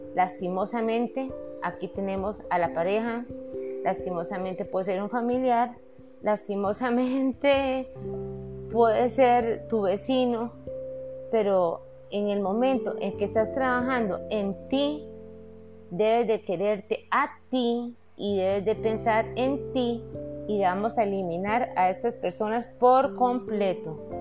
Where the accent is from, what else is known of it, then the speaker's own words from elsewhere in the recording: Costa Rica; yo soy costarricense